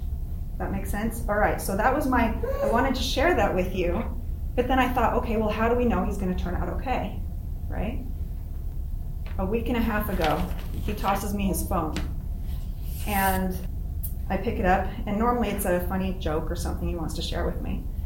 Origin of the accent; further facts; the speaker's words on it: Arizona, United States; also born or lived in California; I was born in California, and I moved to Arizona when I was 4 years old. I started my first day of school about 3 months later, and I never felt like I fit in.